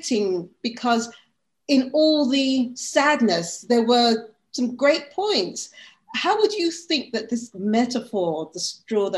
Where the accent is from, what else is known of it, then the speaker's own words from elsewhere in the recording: United Kingdom; moved away; also born or lived in United States; being brought up in the UK, born, lived there most of my life, educated there, I've lived in America